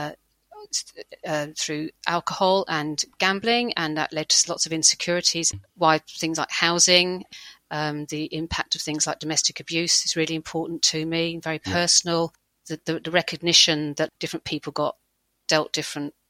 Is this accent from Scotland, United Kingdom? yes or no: no; Hillingdon, London, United Kingdom; I grew up in a place called Hillingdon, which is just near Heathrow Airport